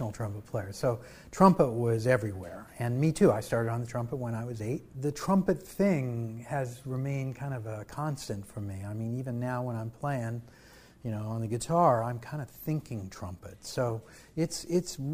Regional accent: Lee's Summit, Missouri, United States; also born or lived in Kansas City, Missouri; Well, I was born in Kansas City, Missouri. Grew up in a very small town called Lee Summit.

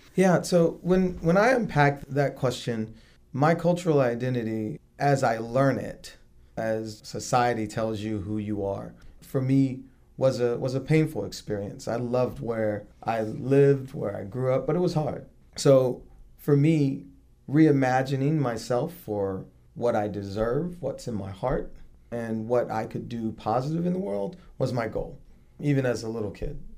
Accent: Virginia Beach, Virginia, United States; I'm from Virginia Beach

